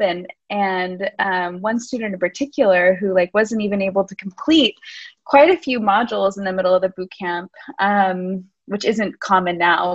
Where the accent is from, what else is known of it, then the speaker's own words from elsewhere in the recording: United States; moved away as an adult; now in Lisbon, Portugal; I'm American. I've been living in Lisbon for the last seven years